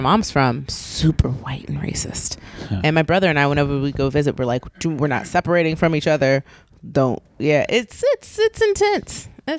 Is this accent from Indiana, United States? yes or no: yes; Indiana, United States; I'm from Indiana.